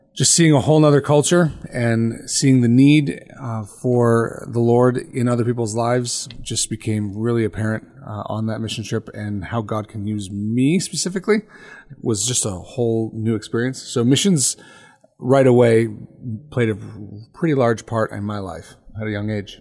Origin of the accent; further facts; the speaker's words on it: United States; as American believers